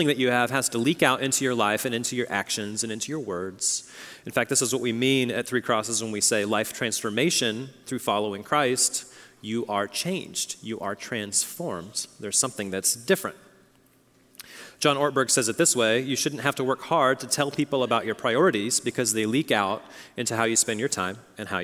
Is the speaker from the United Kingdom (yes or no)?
no; Oklahoma, United States; moved away; I come from Oklahoma